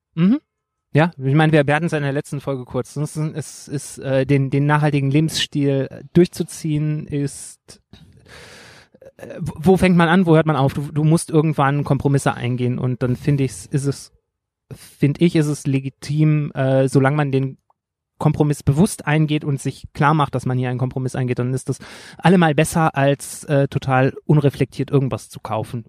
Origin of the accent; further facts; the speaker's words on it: Rhineland, Germany; ich als Rheinländer